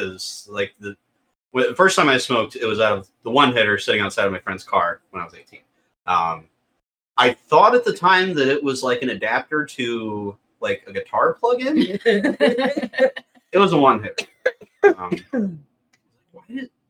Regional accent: Staunton, Illinois, United States; Bernie's restaurant in Staunton, Illinois, my hometown.

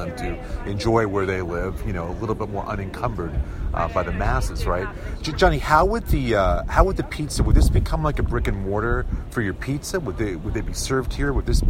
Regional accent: New York City, New York, United States; You know, as a New Yorker, former New Yorker, knows good pizza.

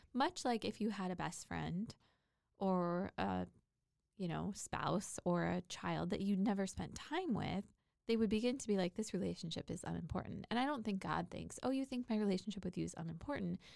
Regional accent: Port Orchard, Washington, United States; moved away; I grew up in a little town called Port Orchard, Washington, which is in between Gig Harbor and Bremerton, Washington

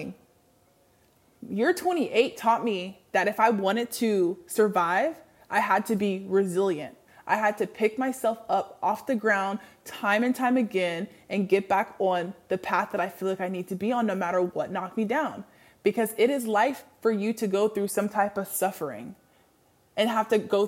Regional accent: Washington, United States; moved away as an adult; also born or lived in the South; I moved back to Washington, back to my home state

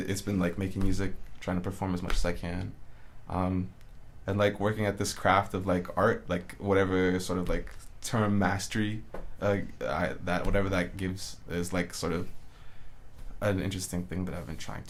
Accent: Edmonton, Alberta, Canada; also born or lived in Cairo, Egypt / Toronto / Mississauga / Montreal; I'm from Millwoods, 57th Street. And I spent a lot of my life in Edmonton

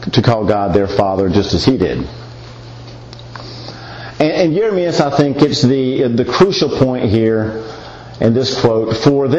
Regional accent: the South, United States; I'm from the South

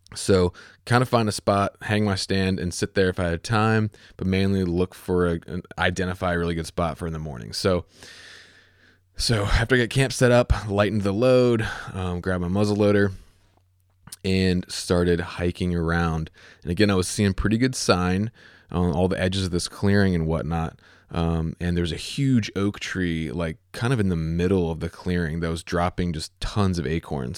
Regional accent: Virginia, United States; also born or lived in Chesapeake, Virginia; my home state is Virginia

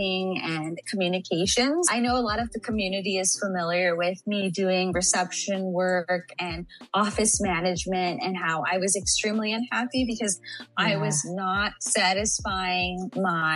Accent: San Antonio, Texas, United States; I am actually from San Antonio, Texas. I was born and raised in Texas.

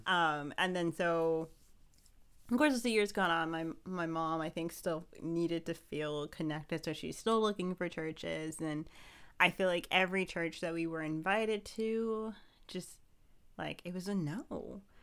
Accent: Ohio, United States; now in Pennsylvania, United States; I'm originally from Ohio. So after we left Ohio, moved here to Pennsylvania

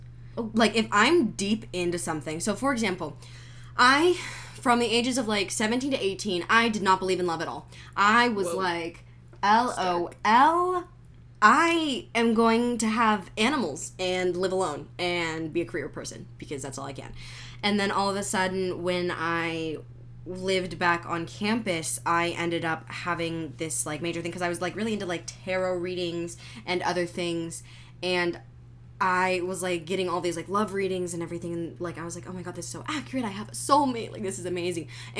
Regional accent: Italy; I'm from Italy.

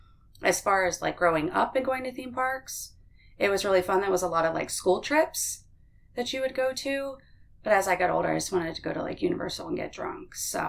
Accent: Orlando, Florida, United States; Well, no. It's, growing up here is different because of all the theme parks

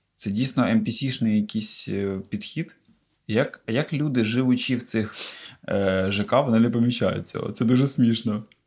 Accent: Cherkasy Oblast, Ukraine; я з Черкаської області

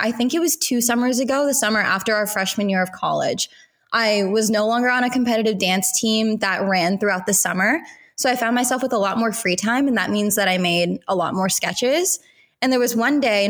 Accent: Southern California, United States; I grew up in Southern California

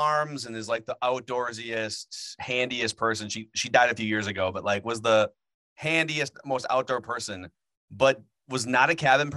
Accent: Minnesota, United States; I am like the least and worst Minnesotan ever

